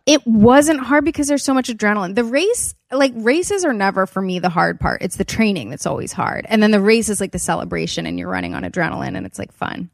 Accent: Wilmington, Delaware, United States; also born or lived in Los Angeles; I grew up in Wilmington, Delaware

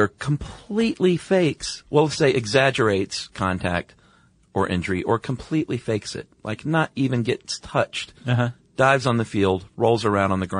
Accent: United States; as an American

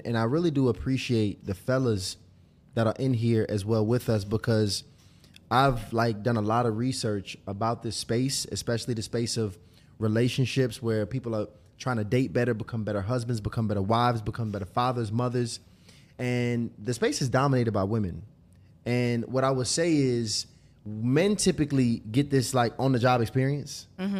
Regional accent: Lithonia, Georgia, United States; I'm from Lithonia. Don't do that.

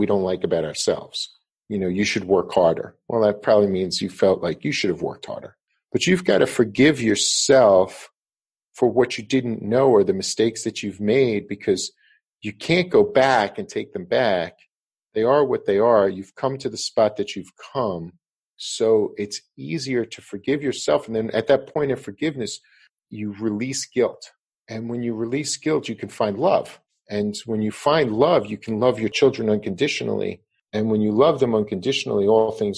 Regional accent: Levittown, New York, United States; I grew up in Levittown

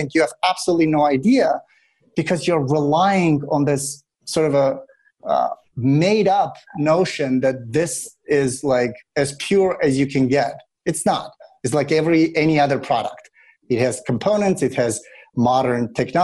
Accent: Russia; now in United States; I grew up in Russia

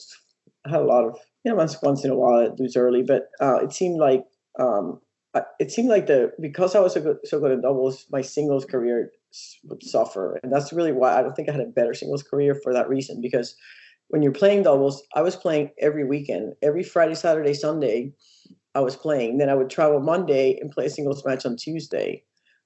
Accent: Puerto Rico; moved away; I grew up in Puerto Rico

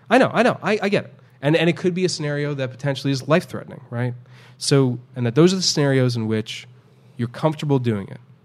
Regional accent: New York City, New York, United States; now in Houston, United States; since I moved here to, to Houston, uh, after growing up in New York City.

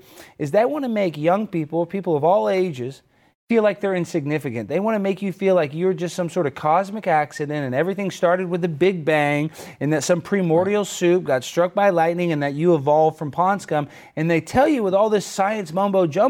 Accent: United States; I'm American.

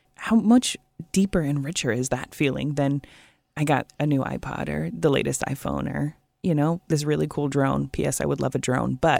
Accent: Portland, Oregon, United States; now in Puget Sound area, United States; I grew up in Portland

